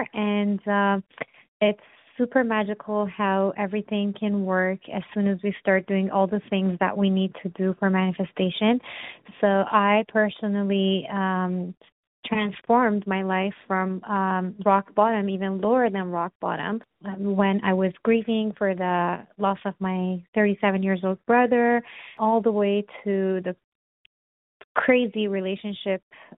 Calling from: Toronto, Ontario, Canada; I'm calling from Toronto, Canada.

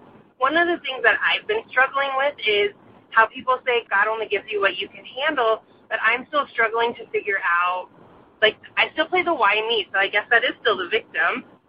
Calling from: Colorado, United States; I'm calling from Colorado.

